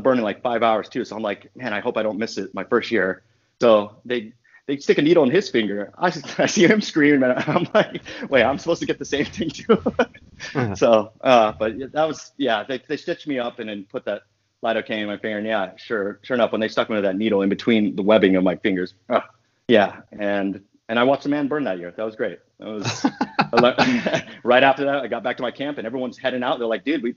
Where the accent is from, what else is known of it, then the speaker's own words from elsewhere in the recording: Los Angeles, California, United States; now in Oakland, United States; I grew up down in Los Angeles.